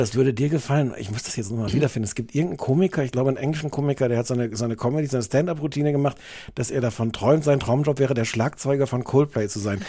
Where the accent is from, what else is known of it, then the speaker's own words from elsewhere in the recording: Osnabrück, Lower Saxony, Germany; ich komme aus Osnabrück